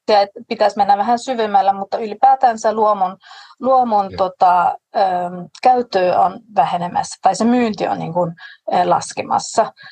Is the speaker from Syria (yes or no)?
no; Denmark; olen tanskalainen